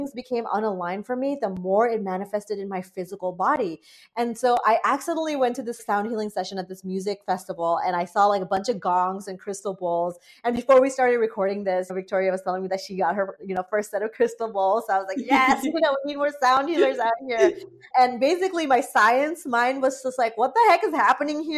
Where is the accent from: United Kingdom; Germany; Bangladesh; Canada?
Bangladesh; now in United States; I'm an immigrant to the United States. I grew up in Bangladesh for, you know, many years.